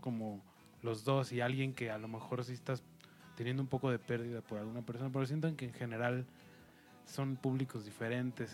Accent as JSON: {"language": "Spanish", "country": "Mexico", "said": "como mexicano también nosotros"}